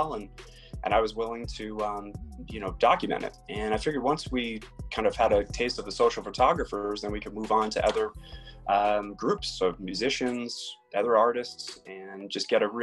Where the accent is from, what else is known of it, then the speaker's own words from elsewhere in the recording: Longmeadow, Massachusetts, United States; also born or lived in Philadelphia / Boston; I'm from Massachusetts, from Longmeadow, Mass.